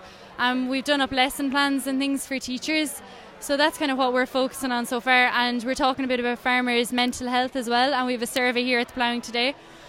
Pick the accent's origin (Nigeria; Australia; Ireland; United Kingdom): Ireland; Thurles, Munster; We're from Thurles in County Tipperary